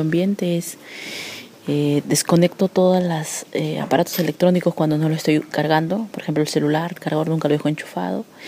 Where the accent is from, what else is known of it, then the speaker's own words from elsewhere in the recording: Chile; soy periodista chileno